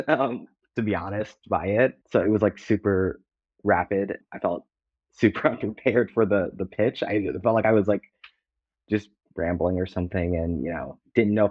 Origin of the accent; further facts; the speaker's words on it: Cleveland, Ohio, United States; moved away as an adult; I'm from Cleveland. I went to college also in Ohio, moved out here to be a writer